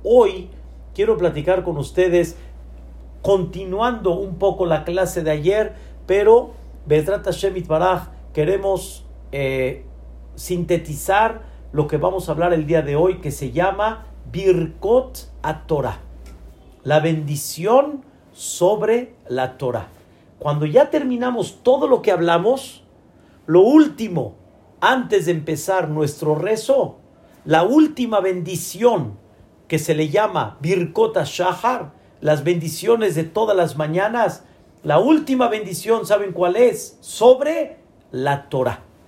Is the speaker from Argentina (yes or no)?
no; Mexico; also born or lived in Israel; yo soy Mexican people